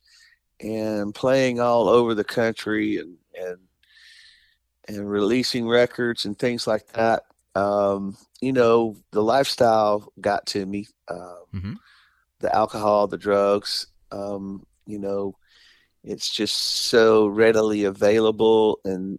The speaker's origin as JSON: {"language": "English", "town": "Selma", "region": "Alabama", "country": "United States", "tie": "born or raised there", "said": "when I was little, I grew up in Selma, Alabama"}